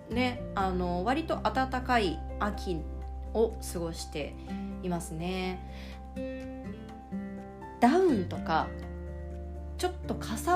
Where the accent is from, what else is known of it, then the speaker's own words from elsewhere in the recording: Japan; これは日本人の私が思う違いで